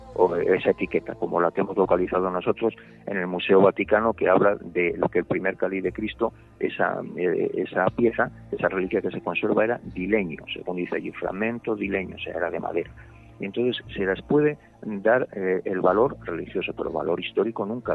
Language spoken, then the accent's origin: Spanish; León, Castile and León, Spain; yo soy de León y conozco bien el tema, toda la vida